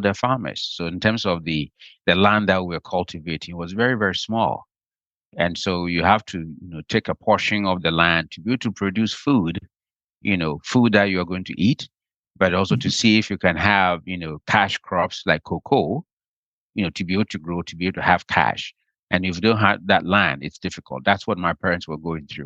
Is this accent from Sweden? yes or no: no; Ghana; now in Washington, D.C., United States; Growing up in Ghana, especially during the hunger season